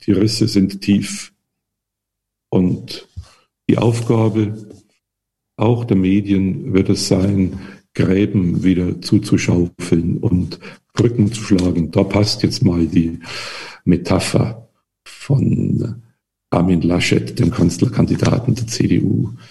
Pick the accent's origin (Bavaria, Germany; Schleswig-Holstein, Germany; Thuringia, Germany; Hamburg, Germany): Bavaria, Germany; the area of Wackersdorf; Ich komme ja aus der Gegend von Wackersdorf